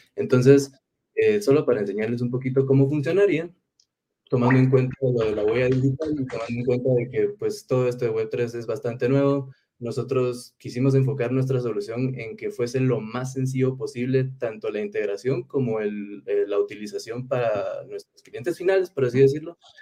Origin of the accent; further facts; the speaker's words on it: Guatemala; Yo soy de Guatemala, Centroamérica.